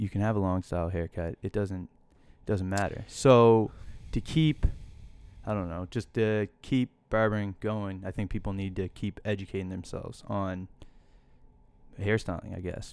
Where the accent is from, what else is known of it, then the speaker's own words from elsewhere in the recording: Hilden, Nova Scotia, Canada; I grew up outside Truro